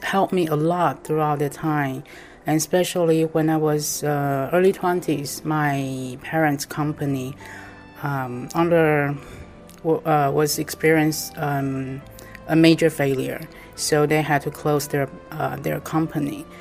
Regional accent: Taipei, Taiwan; I'm from Taiwan, Taipei

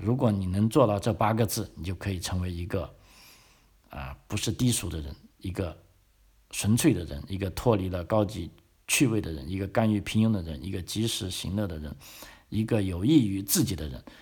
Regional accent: China; moved away as an adult; now in Australia; 我们中国人

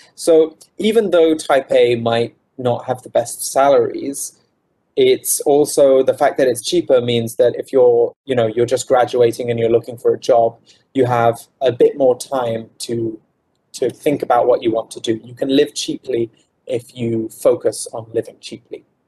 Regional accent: United Kingdom; moved away as an adult; now in Taiwan; I'm from the UK, I'm not from London. So I'm not mm-hmm. from the big, the biggest city in the UK

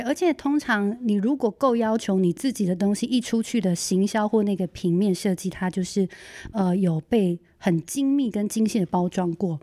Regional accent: Hualien-Taitung, eastern Taiwan, Taiwan; 呃，我是花东的布农族

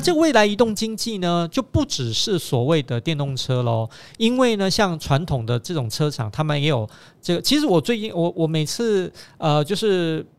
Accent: Taiwan; 因为我们是台湾人

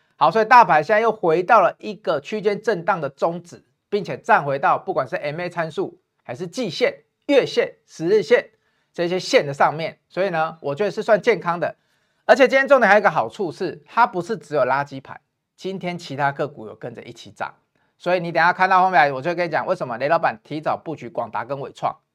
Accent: Taiwan; 因为台积电在我们台湾人的眼里都护国神山啊

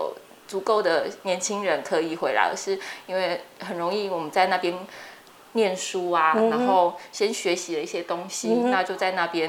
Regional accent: Chiayi, Taiwan; 我还是觉得我是以那个我是嘉义人为荣，我还是很想要把那个台语的部分学好。

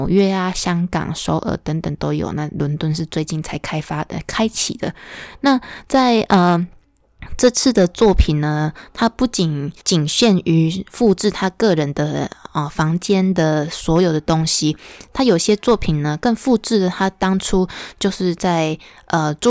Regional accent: Huwei, Yunlin County, Taiwan; now in Chiayi, Taiwan; 因为我从小出生其实不在嘉义，是在云林的湖尾，那那边也住了好几十年，就后后来就是陆陆续续搬家。

